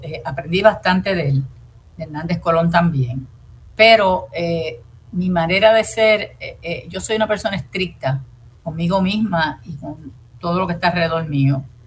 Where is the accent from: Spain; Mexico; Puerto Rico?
Puerto Rico; Yo soy puertorriqueña, vuelvo y digo, descendiente de españoles, de indios y de negros